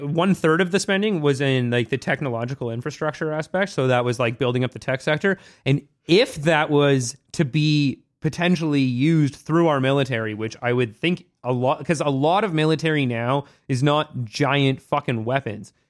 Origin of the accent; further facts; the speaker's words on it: Vancouver, British Columbia, Canada; I grew up in Vancouver